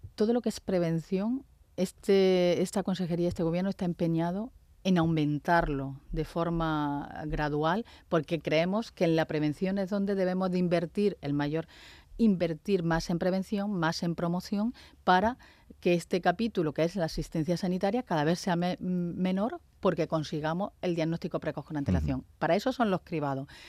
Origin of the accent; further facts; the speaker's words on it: Andalusia, Spain; porque también somos andaluces